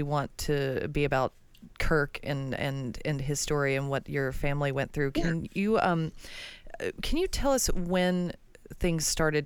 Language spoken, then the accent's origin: English; Alabama, United States; I'm from Alabama